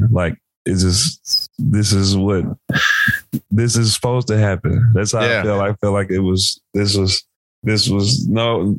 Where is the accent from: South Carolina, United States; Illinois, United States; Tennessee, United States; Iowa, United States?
Tennessee, United States; Memphis; I'm from Memphis